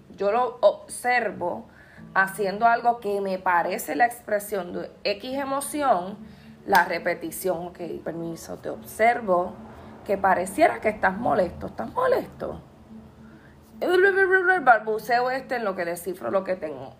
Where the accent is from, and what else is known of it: Puerto Rico